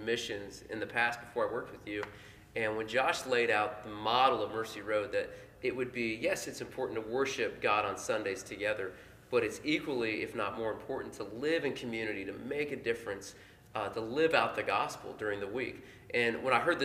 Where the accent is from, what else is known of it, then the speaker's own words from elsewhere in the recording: Portland, Indiana, United States; now in Indianapolis, United States; I'm from Portland, Indiana, population 6,000.